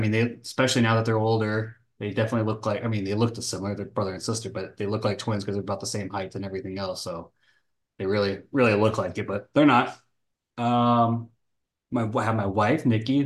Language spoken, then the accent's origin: English; North Texas, United States; moved away as an adult; now in Florida, United States; I was born and raised in Texas.